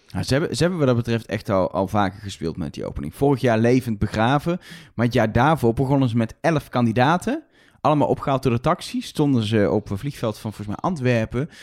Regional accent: Netherlands

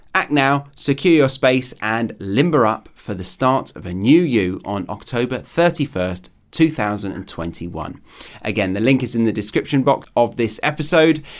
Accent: United Kingdom; moved away as an adult; now in Australia; I'm a Brit living abroad in Australia

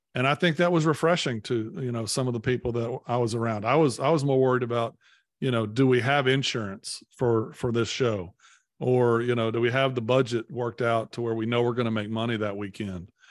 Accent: Poplar Bluff, Missouri, United States; now in Nashville, United States; I grew up in, in Poplar Bluff

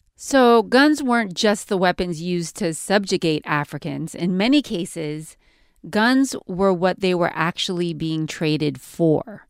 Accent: California, United States; I'm from California.

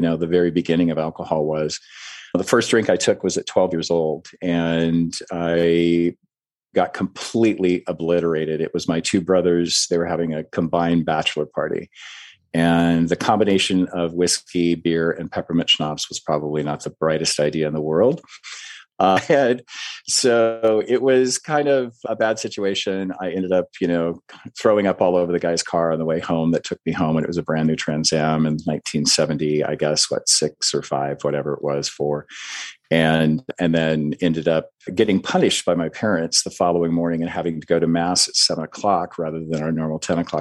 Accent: Iowa, United States; I grew up in the Midwest in a very small farm town in Iowa

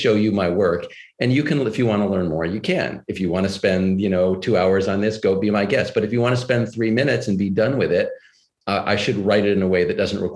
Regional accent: Texas, United States; moved away; also born or lived in New York; I grew up in Texas and I went to Swarthmore College

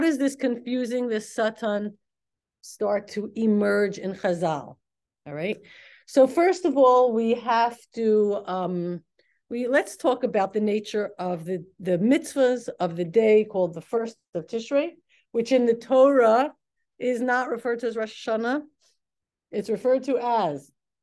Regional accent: Elizabeth, New Jersey, United States; we were from Elizabeth.

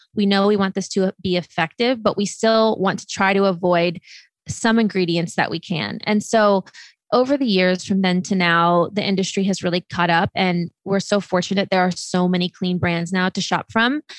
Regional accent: Midwest, United States; moved away; also born or lived in California / Los Angeles; we grew up in the Midwest.

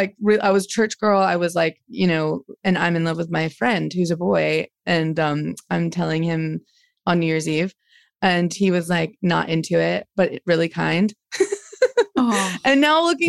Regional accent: Dayton, Ohio, United States; also born or lived in Cleveland, Ohio; Born in Cleveland, but then I grew up in Dayton

